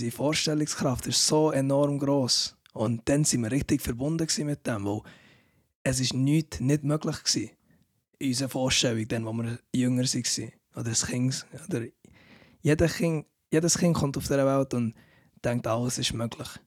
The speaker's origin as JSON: {"language": "German", "country": "Switzerland", "tie": "born there", "also_born_or_lived": "Canada", "said": "Dann bin ich hier in der Schweiz gekommen, mit etwa 18 dann wieder. Also ja, ich bin schon zwar in der Schweiz geboren, aber ich bin dann dazwischen auf Kanada."}